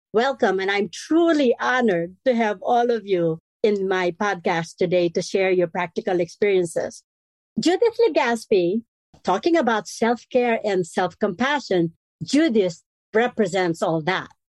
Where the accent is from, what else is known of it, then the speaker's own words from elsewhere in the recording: Philippines; moved away; I am full Filipino